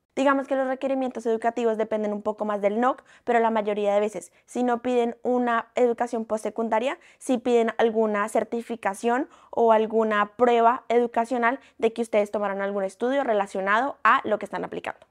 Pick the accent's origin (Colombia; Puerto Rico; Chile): Colombia; now in Canada; yo soy una colombiana en Canadá